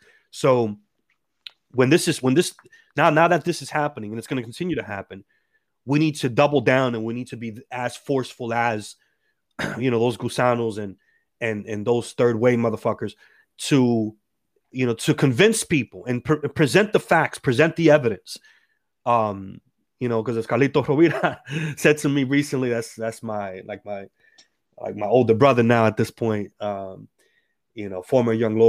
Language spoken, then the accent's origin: English; Dominican Republic; I'm from the Dominican Republic.